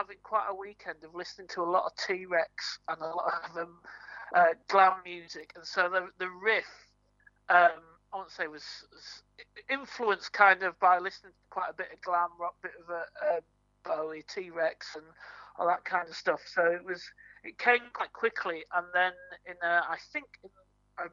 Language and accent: English; Yorkshire and the Humber, United Kingdom; now in Norwich, United Kingdom; I'm originally from Yorkshire